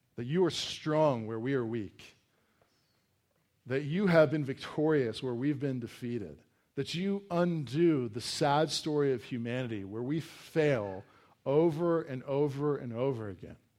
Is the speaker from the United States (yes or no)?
yes; Virginia, United States; we grew up in Virginia in kind of this wooded area